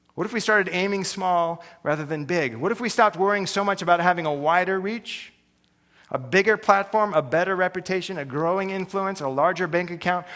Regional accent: United States; I'm an American

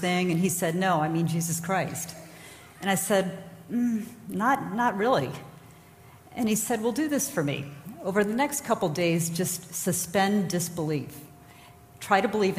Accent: New York, United States; moved away as an adult; now in Menlo Park, United States; I grew up in New York

